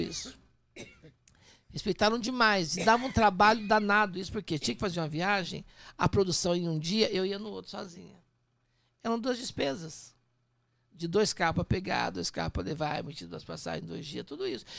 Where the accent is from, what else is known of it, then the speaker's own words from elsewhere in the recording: Poços de Caldas, Minas Gerais, Brazil; also born or lived in Machado / Serrania; now in São Paulo, Brazil; Nasci em Machado, fui criado em Serrania e Poços Caldas